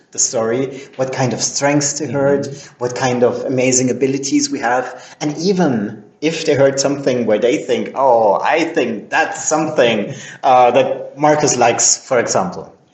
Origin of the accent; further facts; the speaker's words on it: Vienna, Austria; English is a second language; I'm I'm Austrian. I was born and raised in Vienna